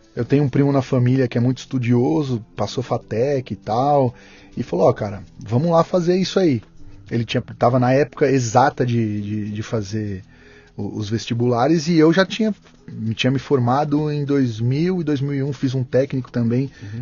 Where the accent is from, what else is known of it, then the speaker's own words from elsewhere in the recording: Santo André, São Paulo, Brazil; also born or lived in São Caetano do Sul; Eu sou de Santo André, nasci em São Caetano e moro em Santo André.